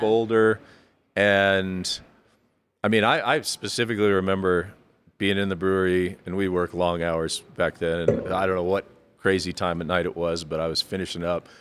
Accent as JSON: {"language": "English", "town": "Fort Collins", "region": "Colorado", "country": "United States", "tie": "born or raised there", "also_born_or_lived": "Florida", "moved": "yes", "lives_now": "Colorado Springs, United States", "said": "I grew up in Fort Collins"}